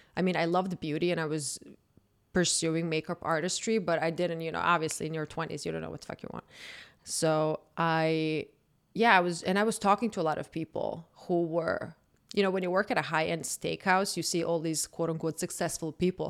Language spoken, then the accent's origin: English; Zagreb, City of Zagreb, Croatia; moved away; born and raised in Croatia, I grew up there. I'm a hundred percent Croatian.